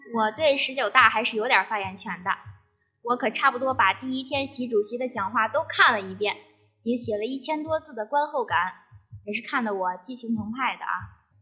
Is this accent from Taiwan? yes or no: no; Baoding, Hebei, China; moved away as an adult; now in Chengde, China; 我是保定人